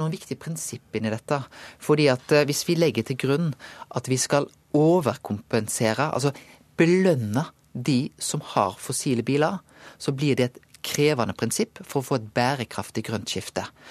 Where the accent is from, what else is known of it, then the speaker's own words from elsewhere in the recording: Bømlo, Vestland, Norway; moved away; hjemme på Bømlo